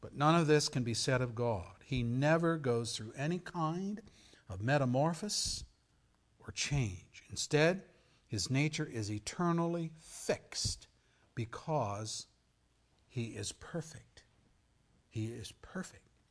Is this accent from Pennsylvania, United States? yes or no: yes; Pennsylvania, United States; moved away; When I was a kid growing up in Pennsylvania, our town had the Susquehanna River flowing through.